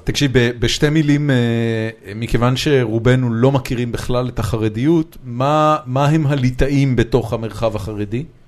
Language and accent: Hebrew; Haifa, Haifa District, Israel; moved away as an adult; now in Tel Aviv, Israel; בתור מישהו שגדל בחיפה